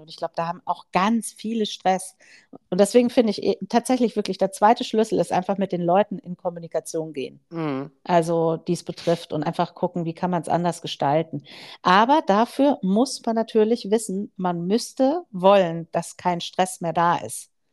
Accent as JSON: {"language": "German", "country": "Germany", "said": "als Deutsche"}